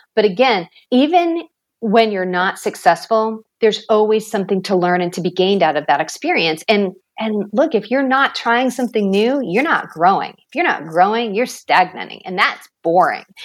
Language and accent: English; Maine, United States; I grew up in Maine, small town. It was a paper mill town